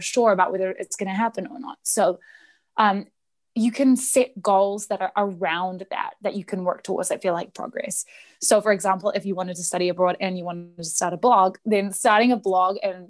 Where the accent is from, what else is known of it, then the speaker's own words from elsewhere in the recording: New Zealand; I'm from New Zealand.